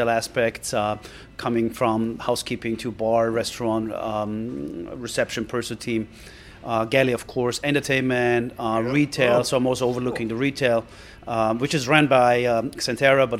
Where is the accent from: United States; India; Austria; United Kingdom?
Austria; moved away; I'm originating from Austria